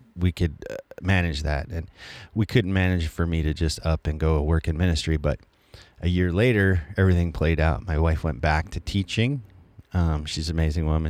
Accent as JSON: {"language": "English", "region": "Colorado", "country": "United States", "said": "I'm from Colorado"}